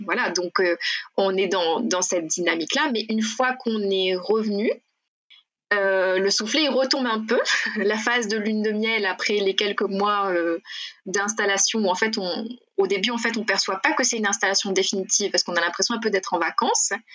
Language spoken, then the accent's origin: French; Sainte-Marie, Réunion; moved away as an adult; je suis originaire de Sainte-Marie